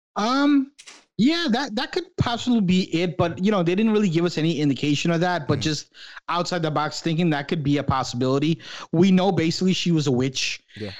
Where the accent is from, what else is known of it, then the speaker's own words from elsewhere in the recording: New York, United States; growing up in New York when I was a kid